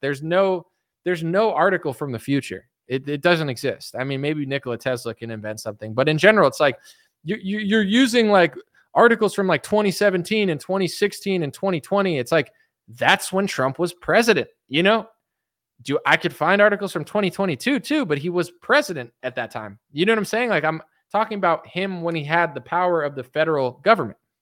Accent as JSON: {"language": "English", "country": "United States", "said": "I'm an American."}